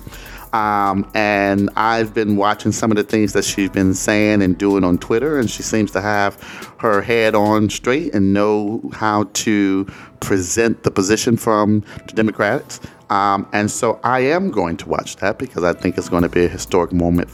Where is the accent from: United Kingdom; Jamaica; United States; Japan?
United States; Detroit, Michigan; I remember growing up in Detroit